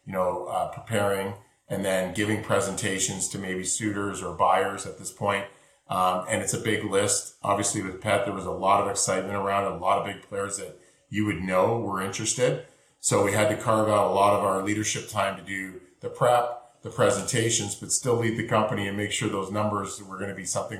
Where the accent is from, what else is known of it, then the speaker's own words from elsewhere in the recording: Canada; Being Canadian